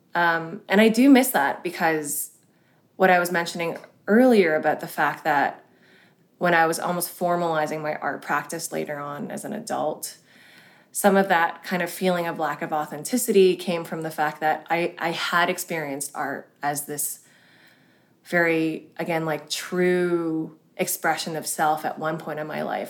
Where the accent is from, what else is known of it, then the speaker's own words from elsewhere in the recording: Hong Kong; I was born in Hong Kong, which is a very traditional and quite kind of hierarchical culture